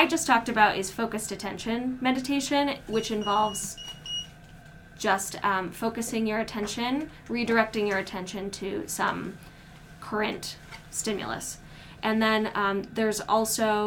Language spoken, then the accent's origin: English; Midwest, United States; I'm from the Midwest, and so sometimes I talk really fast